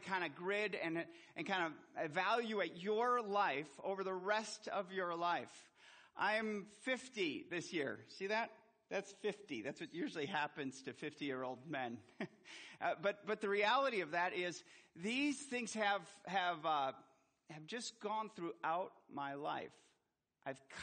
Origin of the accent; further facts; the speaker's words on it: Milwaukee, Wisconsin, United States; I was born in Milwaukee, Wisconsin